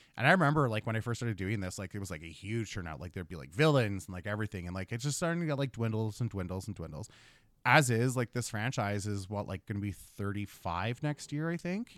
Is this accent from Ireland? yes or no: no; Thunder Bay, Ontario, Canada; I'm from Thunder Bay.